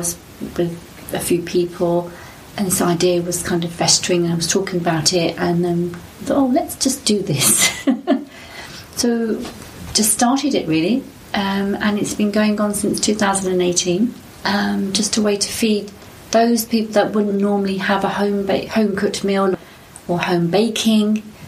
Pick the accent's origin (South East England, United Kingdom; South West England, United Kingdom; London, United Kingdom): London, United Kingdom; I was born in Tooting, raised in Tooting, got married in Tooting